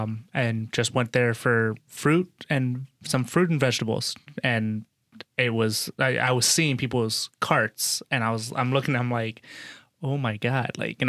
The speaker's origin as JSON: {"language": "English", "town": "Noblesville", "region": "Indiana", "country": "United States", "tie": "born or raised there", "moved": "yes", "said": "I grew up in Indiana, 11 years in Indiana. Where? So, Noblesville, just north of Indianapolis."}